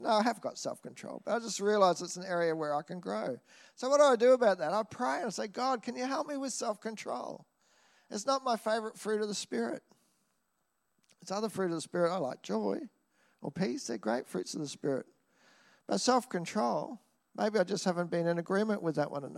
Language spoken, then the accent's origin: English; Nambour, Queensland, Australia; I grew up in Nambour. I grew up around paddocks.